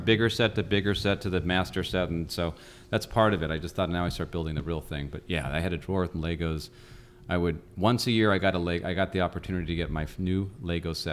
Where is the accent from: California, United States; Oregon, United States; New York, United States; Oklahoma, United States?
California, United States; Los Angeles; I grew up in North Hollywood.